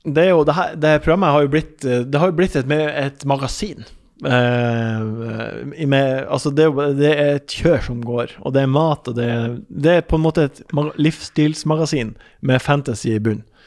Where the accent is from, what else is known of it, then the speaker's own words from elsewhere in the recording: Ørnes, Nordland, Norway; moved away; Ørnes er der jeg er fra